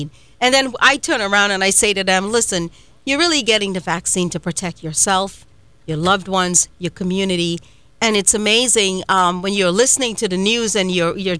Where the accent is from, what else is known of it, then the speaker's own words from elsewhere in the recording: Trinidad & Tobago; now in United States; I was born and raised in Trinidad and Tobago in a little village called Coryell Village